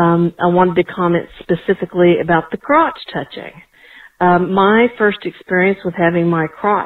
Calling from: Atlanta, Georgia, United States; I'm from Atlanta.

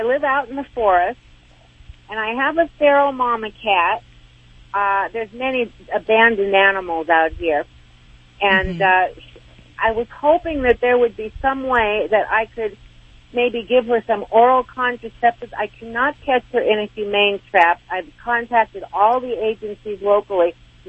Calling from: Arizona, United States; The Northern Arizona Mountains.

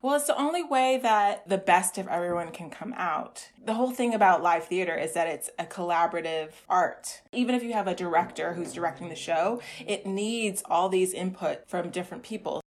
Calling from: New York City, New York, United States; I'm calling from the Bronx in New York City

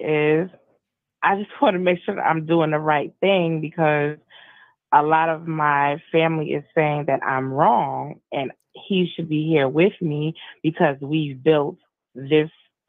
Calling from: South Carolina, United States; I'm from South Carolina.

